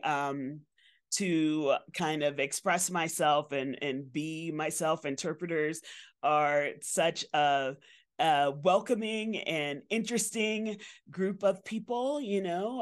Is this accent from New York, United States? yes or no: yes; New York City, New York, United States; I grew up in Bronx, New York